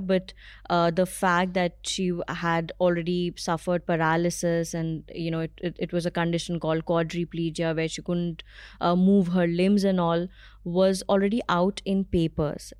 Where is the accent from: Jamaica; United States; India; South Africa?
India; Allahabad, Uttar Pradesh; moved away as an adult; now in Delhi, India; I moved from my hometown, um, Allahabad, to Delhi.